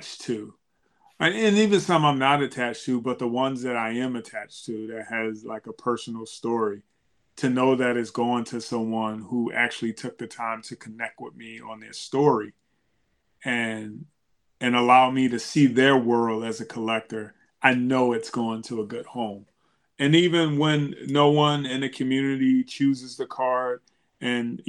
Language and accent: English; Philadelphia, Pennsylvania, United States; growing up in Philadelphia, the Broad Street Bullies